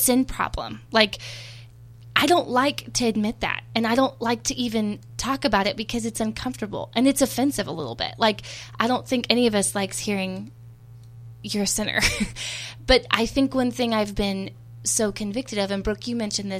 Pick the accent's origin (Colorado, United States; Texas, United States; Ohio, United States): Texas, United States; I'm from Texas